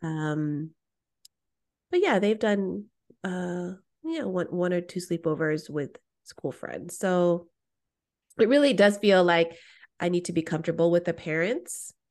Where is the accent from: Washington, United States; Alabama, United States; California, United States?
California, United States; Bay Area; what it was like in the Bay Area